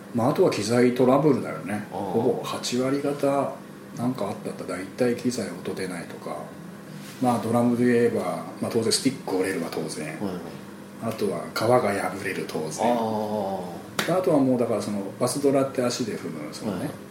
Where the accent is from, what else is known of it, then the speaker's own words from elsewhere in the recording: Kutchan, Hokkaido, Japan; moved away as an adult; now in Tokyo, Japan; あのうちの田舎北海道の倶知安町の時はやっぱり田舎だから